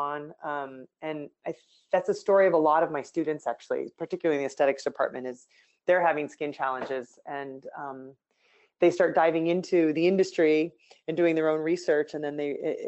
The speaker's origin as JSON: {"language": "English", "town": "Spokane", "region": "Washington", "country": "United States", "moved": "as an adult", "lives_now": "San Francisco, United States", "said": "I'm from Spokane, Washington. It's a little farming town"}